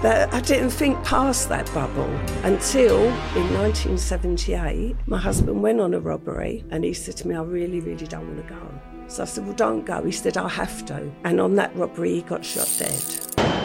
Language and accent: English; London, United Kingdom; I grew up in Stepney in the heart of the East End